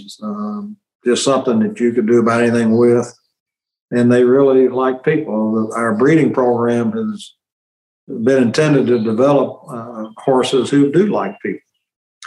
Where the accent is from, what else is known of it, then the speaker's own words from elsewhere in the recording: Kennett, Missouri, United States; moved away as an adult; also born or lived in Sikeston, Missouri; now in Memphis, United States; my hometown of Kennett